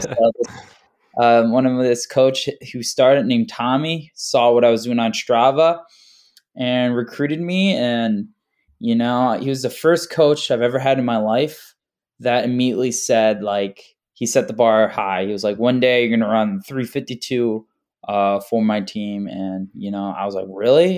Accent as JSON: {"language": "English", "town": "Carmel", "region": "New York", "country": "United States", "tie": "born or raised there", "also_born_or_lived": "Hoffman Estates, Illinois", "said": "I was born in, uh, Hoffman Estates, Illinois, and I moved here in, uh, second grade in New York. and I've been living"}